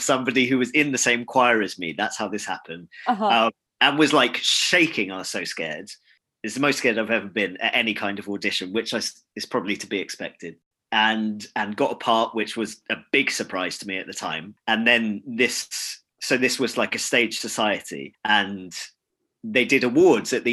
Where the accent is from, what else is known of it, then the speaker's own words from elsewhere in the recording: London, United Kingdom; I grew up in London, so I was able to live at home.